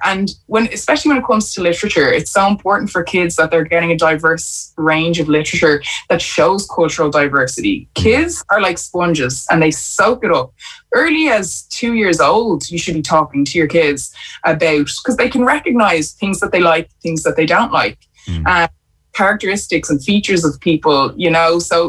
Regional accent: Ireland; we have to change the way we see ourselves as Irish people. You know, that, you know, white skin does not mean Irish. Like, my skin means Irish too now

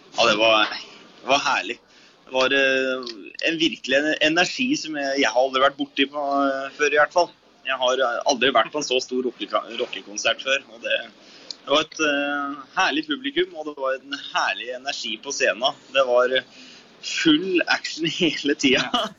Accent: Etnedal, Innlandet, Norway; jeg kommer jo da fra Etnedal i Valdres

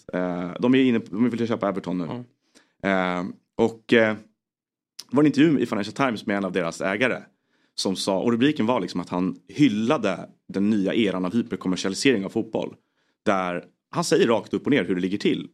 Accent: Stockholm, Stockholm County, Sweden; jag kom från Stockholm

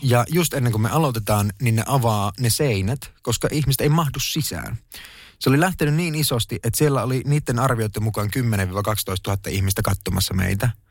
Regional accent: Kuopio, North Savo, Finland; moved away as an adult; also born or lived in Jyväskylä / Stockholm, Sweden / Tampere; Mä läksin 2000-luvun alussa, muutin Kuopiosta Jyväskylään opiskelemaan.

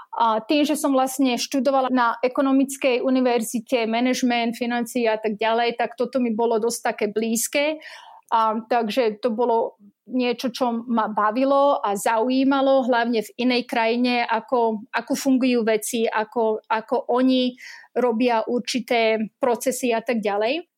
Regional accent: Dolné Dubové, Trnava Region, Slovakia; moved away as an adult; also born or lived in Topoľčany / Bratislava; now in New Jersey, United States; Narodená v Topolčanoch, takže žochárka ale vyrastala som e, v Dolnom Dubovom, čo je malá dedinka pri Trnave a tam som vlastne strávila detstvo aj vyrastala.

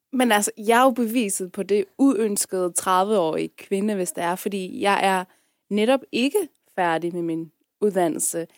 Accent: Afghanistan; now in Denmark; jeg er fra Afghanistan

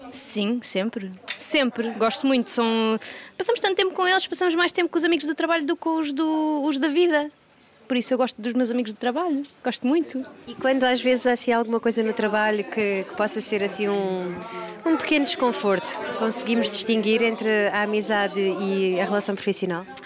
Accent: Porto, Norte, Portugal; now in Lisbon, Portugal; eu, falo por mim que vim do Porto e vim, fui ver para Lisboa

